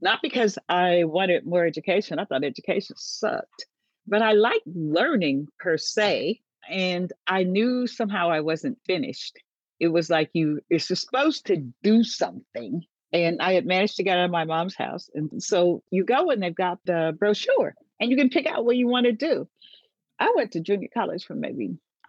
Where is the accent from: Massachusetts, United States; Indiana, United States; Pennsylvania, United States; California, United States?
California, United States; Vallejo; born or raised there; also born or lived in State Line, Mississippi